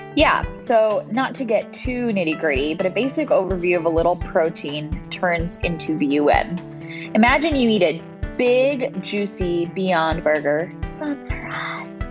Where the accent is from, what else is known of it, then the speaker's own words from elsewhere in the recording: Bakersfield, California, United States; moved away as an adult; now in Rochester, United States; I grew up in Central California. So if anybody knows Bakersfield, that's where I'm from